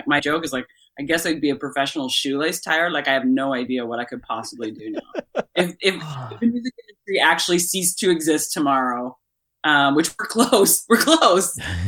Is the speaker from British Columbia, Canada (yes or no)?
no; Prince Edward County, Ontario, Canada; I grew up in Prince Edward County.